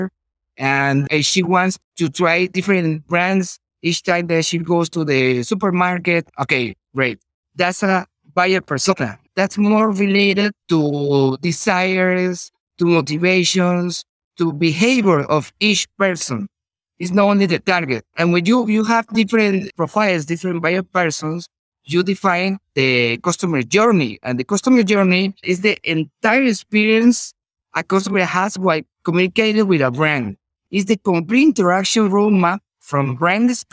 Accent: Venezuela; English is a second language; I'm from Venezuela. Maybe my English is not perfect in comparison with a native speaker

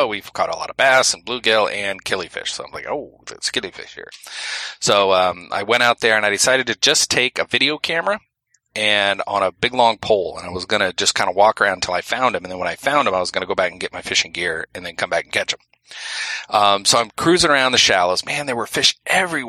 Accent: Exeter, New Hampshire, United States; my hometown here in Exeter, New Hampshire.

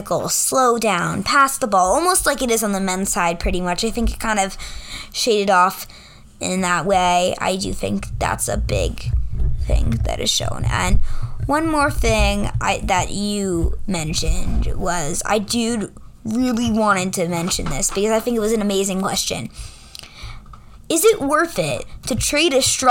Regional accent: New York, United States; I'm a New Yorker.

